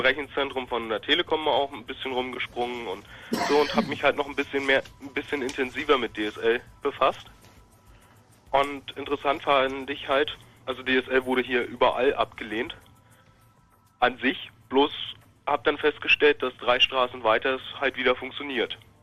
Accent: Berlin, Germany; ich komme aus der Opalwüste Marzahn.

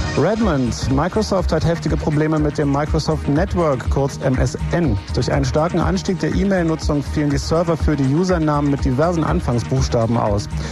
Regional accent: West Germany, Germany; bei uns im Westen

